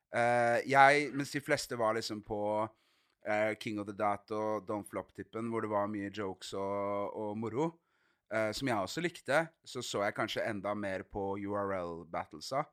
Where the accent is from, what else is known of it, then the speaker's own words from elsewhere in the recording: Arendal, Agder, Norway; hjemme i Arendal